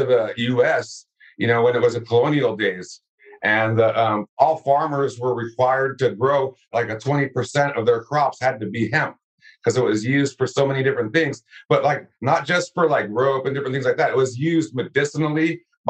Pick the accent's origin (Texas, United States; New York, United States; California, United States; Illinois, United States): California, United States; born or raised there